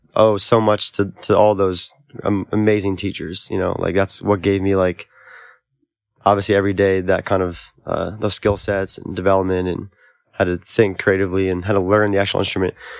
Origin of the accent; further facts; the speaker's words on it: Albany, New York, United States; also born or lived in Oneonta, New York; growing up in Albany and then going to school at SUNY Oneonta